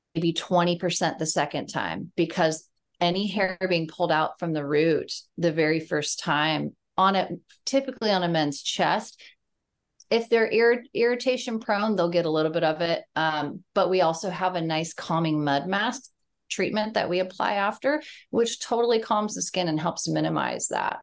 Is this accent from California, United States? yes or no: yes; San Diego, California, United States; also born or lived in Charleston, South Carolina; I am from San Diego, California